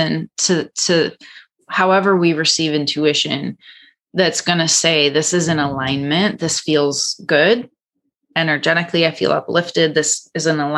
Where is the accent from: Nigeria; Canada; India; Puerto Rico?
Canada; now in Los Angeles, United States; I'm Canadian